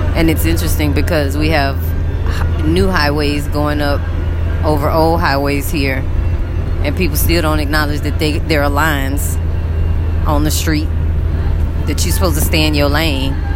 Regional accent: United States; moved away as an adult; now in Egypt; it's very hard to function over here financially as an American.

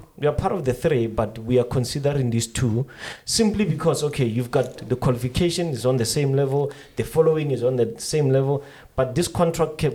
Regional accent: Pretoria, Gauteng, South Africa; because I'm coming from Pretoria

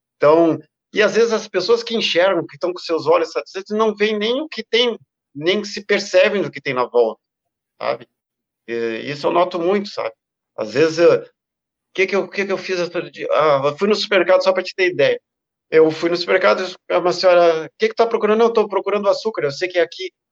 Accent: South Region, Brazil; no Extremo Sul, né, e, e dentro da minha terra

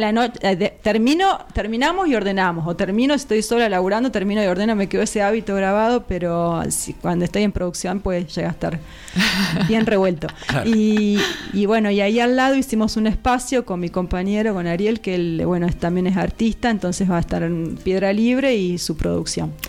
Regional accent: Patagonia, Argentina; also born or lived in Buenos Aires; now in Los Molles, Argentina; yo soy patagónica

